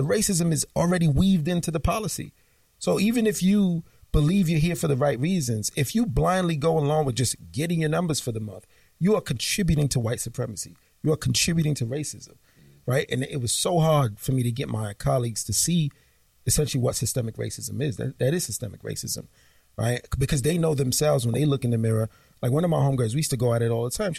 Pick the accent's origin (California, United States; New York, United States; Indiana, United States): New York, United States; New York City; growing up in Flatbush, Brooklyn in the 90s